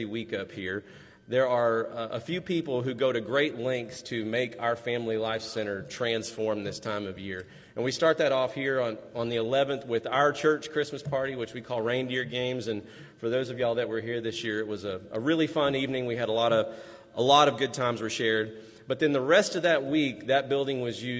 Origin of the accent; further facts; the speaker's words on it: West Texas, United States; growing up in West Texas